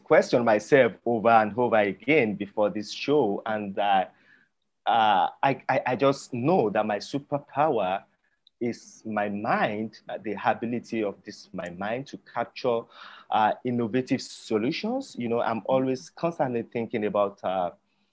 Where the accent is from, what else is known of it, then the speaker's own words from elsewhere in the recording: Yorubaland, Nigeria; first language Yoruba; English is a second language; my native tongue is called Yoruba language.